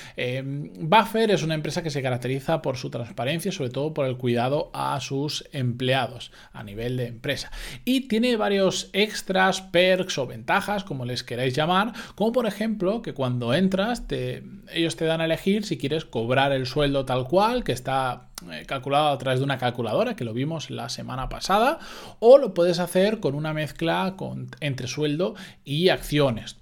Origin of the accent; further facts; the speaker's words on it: Spain; los que somos de España